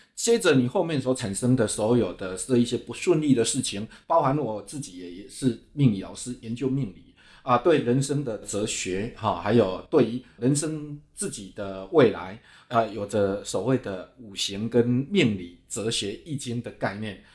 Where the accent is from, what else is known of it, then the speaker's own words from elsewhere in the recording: Dongshi, Chiayi County, Taiwan; now in Taipei, Taiwan; 现在我是处身在家里东西海边，是一个很贫瘠的环境